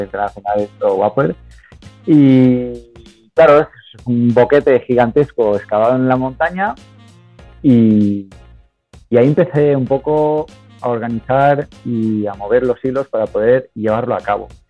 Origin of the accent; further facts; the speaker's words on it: Alicante coast, Valencian Community, Spain; also born or lived in South of England; llevo aquí, llevo aquí desde los tres años en España ya, en la costa alicantina